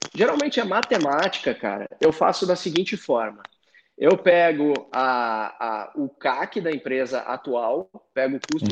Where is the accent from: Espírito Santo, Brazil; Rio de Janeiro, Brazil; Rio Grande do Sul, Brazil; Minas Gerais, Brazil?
Rio Grande do Sul, Brazil; Porto Alegre; moved away as an adult; also born or lived in Florianópolis; now in São Paulo, Brazil; Eu sou gaúcho de Porto Alegre, morei cinco anos em Floripa, agora que eu tô aqui em São Paulo